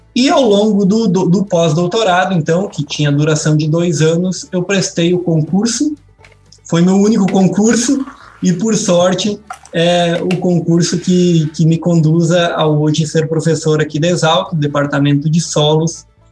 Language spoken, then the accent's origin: Portuguese; Erechim, Rio Grande do Sul, Brazil; moved away as an adult; now in Piracicaba, Brazil; eu sou é, natural lá de Erechim, do interior de Erechim, no norte do estado do Rio Grande do Sul